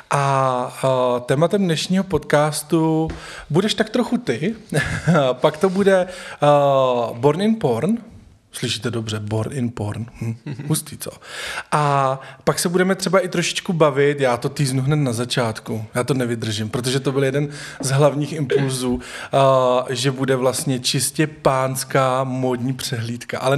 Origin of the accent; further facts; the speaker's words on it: Velký Osek, Central Bohemian Region, Czechia; moved away as an adult; now in Prague, Czech Republic; jsem z vesnice kousek od Poděbrát a Velký Osek. Velký osek.